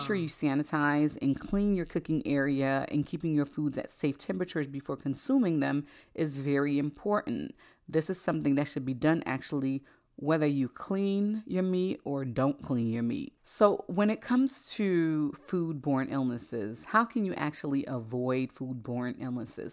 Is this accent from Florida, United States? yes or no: yes; Florida, United States; also born or lived in Haiti; I spent the first seven years of my life in Haiti